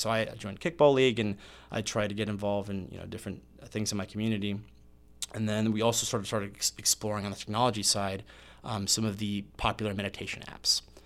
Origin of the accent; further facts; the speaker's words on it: Meridian, Mississippi, United States; moved away as an adult; also born or lived in Puerto Rico / Biloxi, Mississippi / Indiana; grew up and went to high school in Meridian, Mississippi